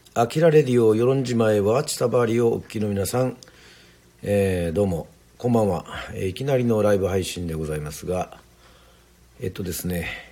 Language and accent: Japanese; Yoron, Kagoshima, Japan; その水で要は生まれ育って